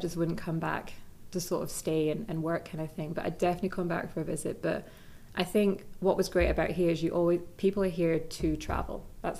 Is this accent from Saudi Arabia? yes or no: yes; Saudi Arabia; also born or lived in Scotland / Italy; So like growing up in Saudi, it was scuba diving.